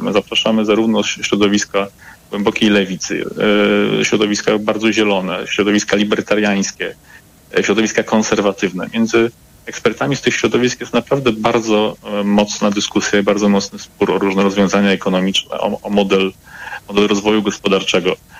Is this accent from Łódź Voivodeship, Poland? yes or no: yes; Łódź, Łódź Voivodeship, Poland; Jestem łodzianinem z krwi i kości